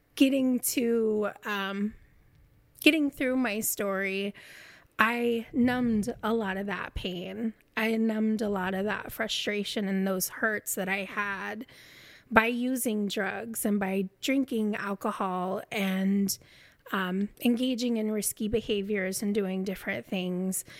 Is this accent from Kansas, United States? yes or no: yes; Kansas, United States; moved away as an adult; also born or lived in Oklahoma; I'm from Kansas